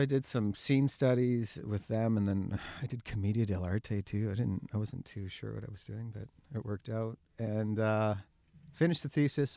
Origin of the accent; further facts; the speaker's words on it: Kamloops, British Columbia, Canada; I was born and raised in Kamloops